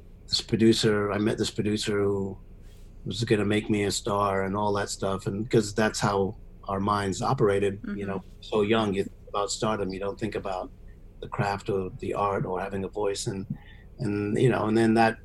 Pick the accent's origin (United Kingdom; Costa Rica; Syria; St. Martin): Syria; moved away as an adult; now in United States; I moved from Syria like when I was 20 years old.